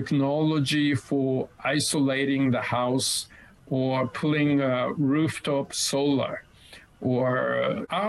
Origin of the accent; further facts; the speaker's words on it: Kanagawa, Japan; my team in my hometown, Shonan Belmare